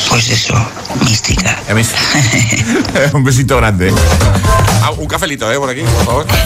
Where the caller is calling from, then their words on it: Valencia, Valencian Community, Spain; Buenos días, agitadores. Feliz viernes.